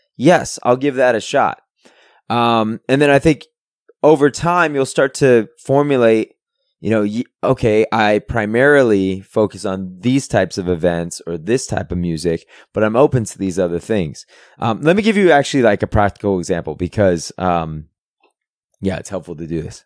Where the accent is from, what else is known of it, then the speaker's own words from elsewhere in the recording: San Francisco, California, United States; moved away; I'm originally from San Francisco.